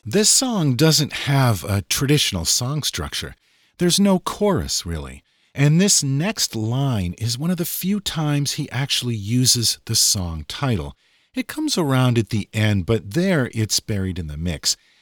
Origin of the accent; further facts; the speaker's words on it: Massachusetts, United States; also born or lived in New Hampshire; I was born in New Hampshire and grew up in Massachusetts